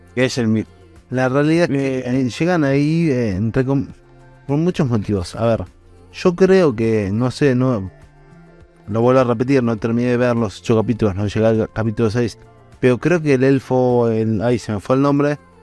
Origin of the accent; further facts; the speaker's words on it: Argentina; no soy de Puerto Rico, soy de Argentina